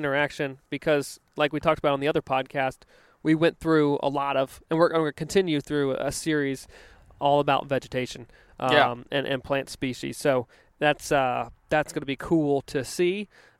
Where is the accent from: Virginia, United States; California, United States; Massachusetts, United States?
Virginia, United States; growing up on the East Coast in Virginia, river breaks wasn't a term that was extremely common out there.